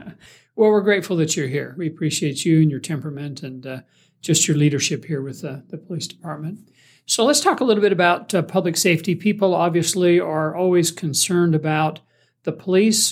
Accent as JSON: {"language": "English", "town": "Springville", "region": "Utah", "country": "United States", "tie": "born or raised there", "said": "me growing up in Springville"}